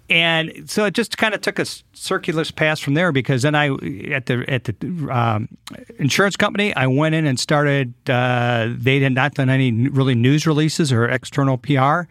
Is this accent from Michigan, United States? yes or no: yes; Detroit, Michigan, United States; moved away as an adult; now in Fort Wayne, United States; growing up in the Detroit area